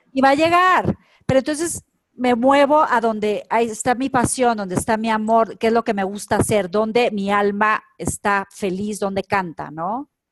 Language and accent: Spanish; Culiacán, Sinaloa, Mexico; moved away; yo, que soy de provincia de Culiacán, Sinaloa